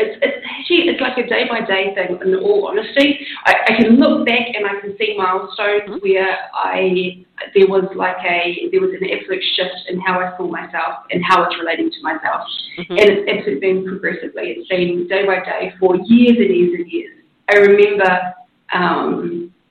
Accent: New Zealand; I grew up in New Zealand

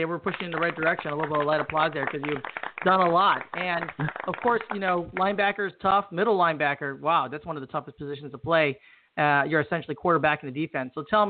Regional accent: Chicago, Illinois, United States; I'm from Chicago

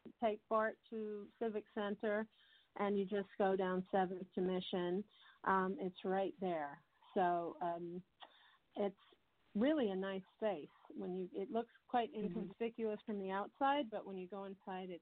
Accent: United States; moved away as an adult; also born or lived in New York; now in London, United Kingdom

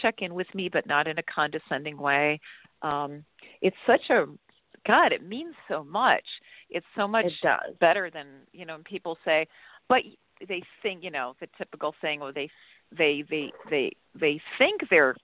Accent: Ohio, United States; moved away; also born or lived in Chicago; I was born in Chicago, but I grew up in Ohio

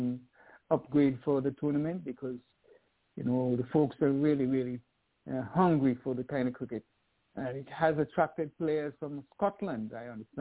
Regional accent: Liberta, Saint Paul Parish, Antigua & Barbuda; I was born in Liberta

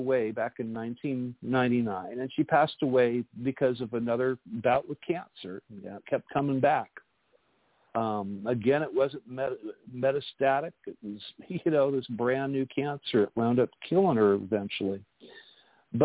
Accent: Thousand Oaks, California, United States; It was in Thousand Oaks, California, is where I grew up

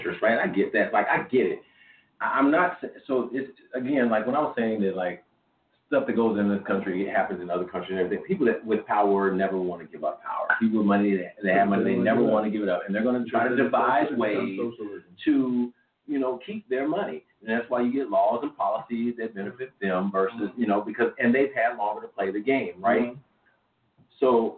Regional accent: Missouri, United States; I grew up in the state of Missouri

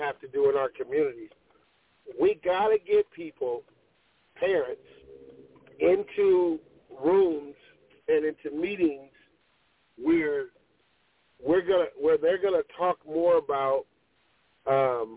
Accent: Pasadena, California, United States; I grew up in LA in Pasadena when Christian Okoye was at Azusa Pacific

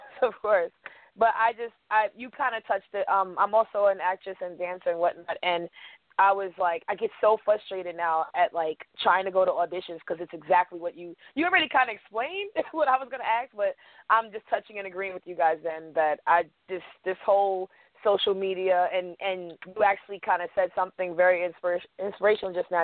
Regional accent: New York City, New York, United States; also born or lived in Queens, New York; I'm actually from Flatbush, Brooklyn myself.

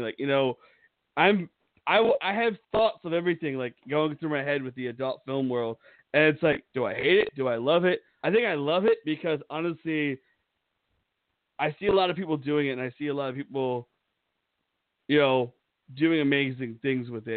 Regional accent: Pennsylvania, United States; moved away; I grew up in Pennsylvania

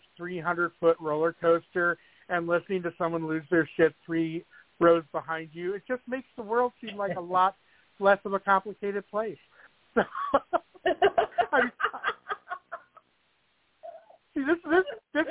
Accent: Ohio, United States; I'm from Ohio.

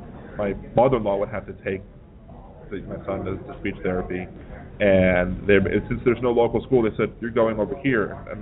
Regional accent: Baltimore, Maryland, United States; now in New Orleans, United States; No, I'm from Baltimore.

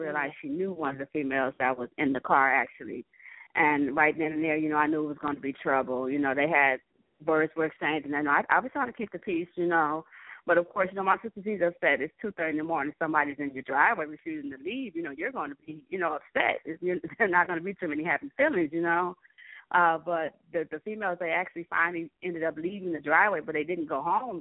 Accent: Cleveland, Ohio, United States; I'm from Cleveland, Ohio

